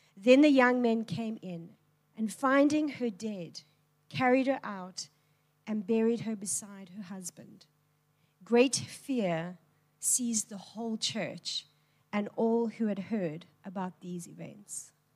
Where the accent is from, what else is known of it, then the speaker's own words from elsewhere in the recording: Cape Town, Western Cape, South Africa; I am born and bred in Tableview